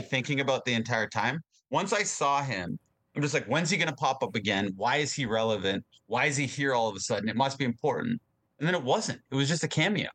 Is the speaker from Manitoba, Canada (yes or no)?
no; Hamilton, Ontario, Canada; we're from Hamilton